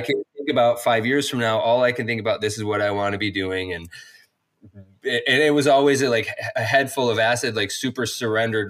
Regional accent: upstate New York, United States; also born or lived in Long Beach / Portland, Oregon; now in Santa Cruz, United States; growing up in upstate New York, fairly close to Vermont

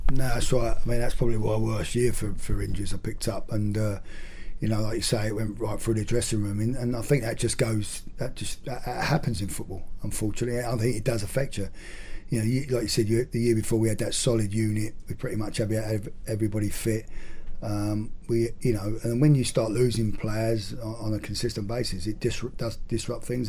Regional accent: Gillingham, South East England, United Kingdom; Gillingham uh, which is obviously my hometown club

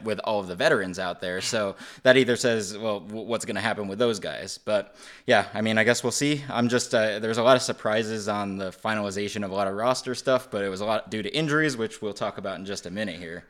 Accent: Western Massachusetts, United States; I grew up in Western Massachusetts

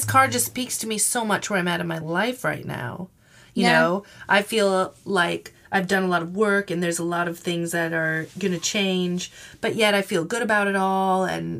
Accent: Minnesota, United States; growing up in Minnesota and going through those winters

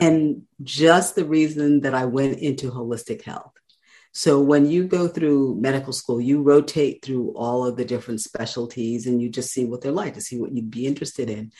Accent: New York City, New York, United States; moved away as an adult; now in North Carolina, United States; I am born and raised in Brooklyn, New York

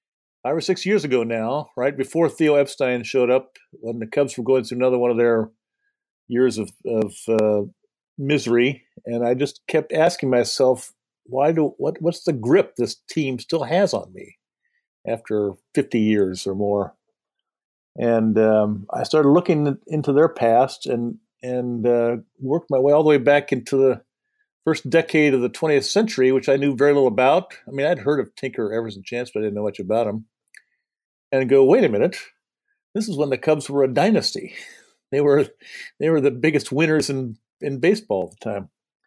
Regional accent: Indiana, United States; also born or lived in Madison, Wisconsin; Well, I grew up in southern Indiana, where my parents lived, which is Cardinals country.

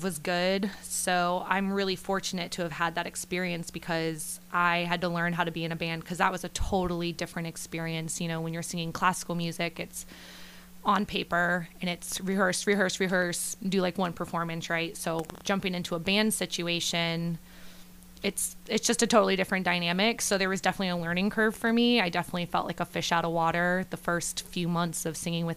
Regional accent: Salina, Ohio, United States; moved away as an adult; now in Nashville, United States; I am from Salina, Ohio, originally

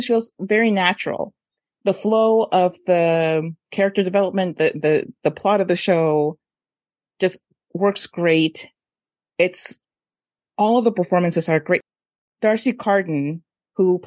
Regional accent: Mexico; moved away; Eugenio Derbez was a big time comedian when I was growing up in Mexico

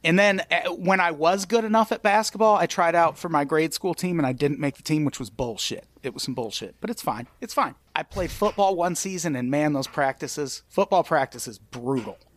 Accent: Illinois, United States; I grew up in Illinois

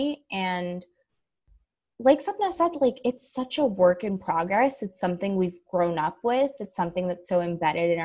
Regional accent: the Bay Area, California, United States; born or raised there

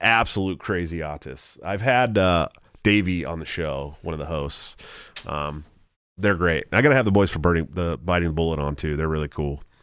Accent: Antioch, California, United States; my hometown, Antioch, California

